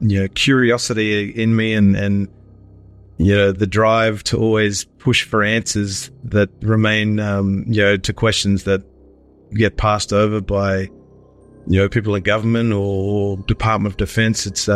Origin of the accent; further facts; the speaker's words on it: Sydney, New South Wales, Australia; now in Melbourne, Australia; I'm originally from Sydney, but living in Melbourne